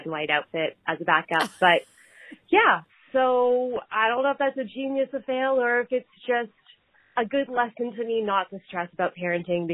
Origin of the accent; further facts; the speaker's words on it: Canada; I'm up in Canada and I have some, it's been really tough being a Canadian the past year and a bit